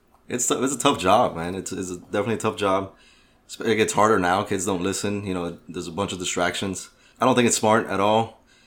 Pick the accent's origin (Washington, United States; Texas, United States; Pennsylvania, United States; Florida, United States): Florida, United States; Miami; And my elementary school was in Overtown when gangs were actually there.